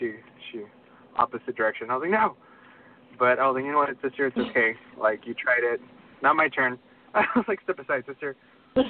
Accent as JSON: {"language": "English", "town": "Baytown", "region": "Texas", "country": "United States", "said": "I'm from Baytown. It's a small city, like on the east side of Houston"}